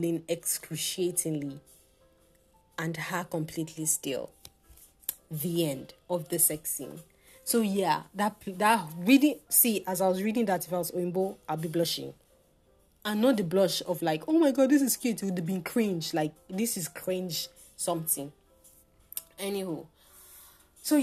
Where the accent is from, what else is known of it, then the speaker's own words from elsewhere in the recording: Nigeria; as a Nigerian living in Nigeria